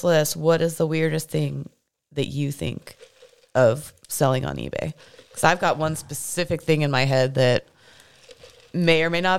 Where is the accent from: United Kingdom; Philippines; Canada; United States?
United States; Missouri; In my hometown, there is a hair museum. A hair museum. And it's very popular, like hugely popular, but it makes lists like this list all the time of the weirdest museums around, and it's in my hometown.